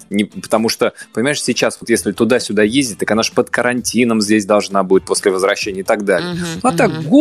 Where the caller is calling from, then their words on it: Lipetsk, Lipetsk Oblast, Russia; Я из Липецка.